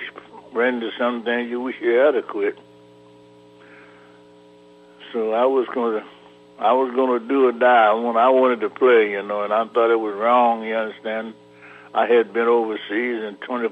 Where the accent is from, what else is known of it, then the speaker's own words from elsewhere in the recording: Charlotte, North Carolina, United States; I was born in Charlotte, North Carolina, as you know, and I used to caddy